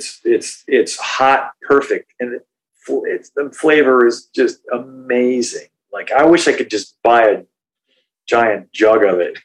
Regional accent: Oregon, United States; moved away; I'm a hick from Oregon

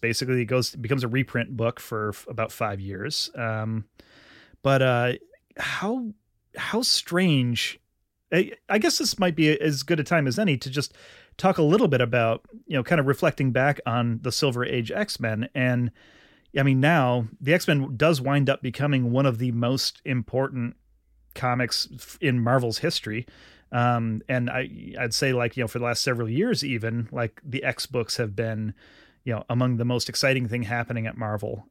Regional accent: Vermont, United States; my home state of Vermont.

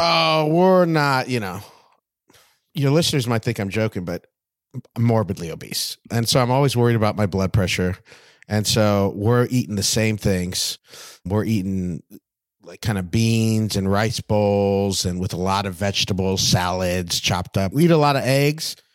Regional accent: West Covina, California, United States; now in Hollywood, United States; I'm from West Covina

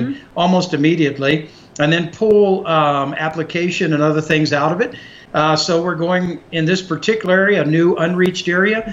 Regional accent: Texas, United States; we grew up in Texas

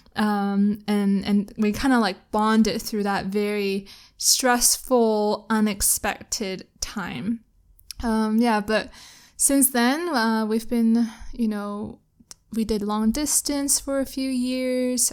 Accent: Canada; now in Kuala Lumpur, Malaysia; I'm Canadian

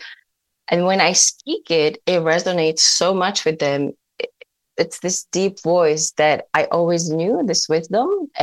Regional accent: Czechia; moved away as an adult; now in United States; where I grew up in the Czech Republic

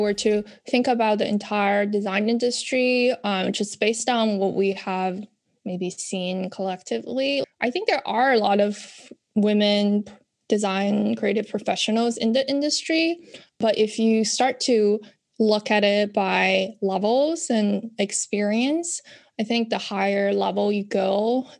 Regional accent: China; moved away as an adult; now in United States; when I grew up in China

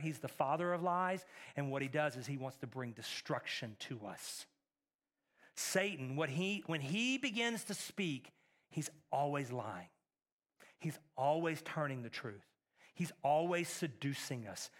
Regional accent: Texas, United States; now in Middle Tennessee, United States; Growing up in Texas

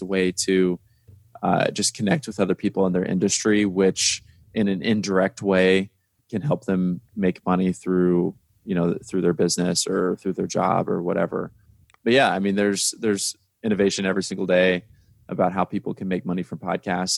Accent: Indiana, United States; I'm from Indiana

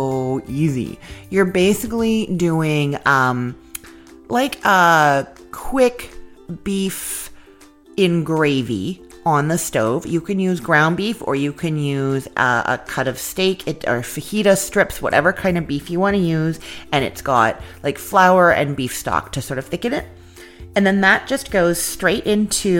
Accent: Canada; now in United States; I'm Canadian

